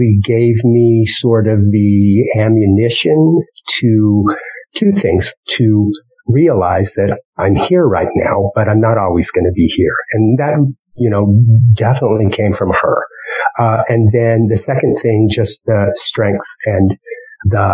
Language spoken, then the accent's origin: English; Wyoming, United States; moved away; the whole time as a kid growing up in Wyoming